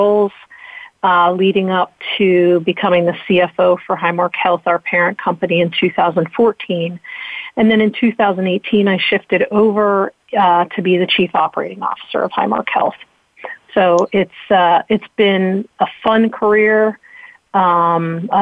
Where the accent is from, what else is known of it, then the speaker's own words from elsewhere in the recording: Western Pennsylvania, United States; I grew up in Western Pennsylvania and have never gone far from there.